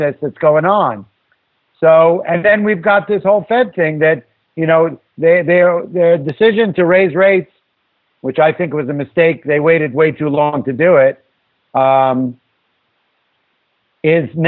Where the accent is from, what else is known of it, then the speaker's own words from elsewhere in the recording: New York City, New York, United States; I grew up in New York City